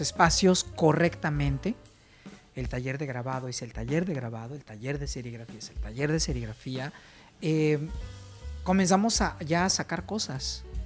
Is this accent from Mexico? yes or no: yes; Mexico; como buen mexicano